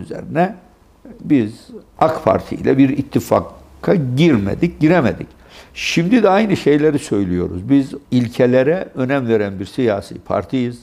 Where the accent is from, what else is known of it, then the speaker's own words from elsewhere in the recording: Gürün, Sivas Province, Turkey; Gürün bizim ilçemizdir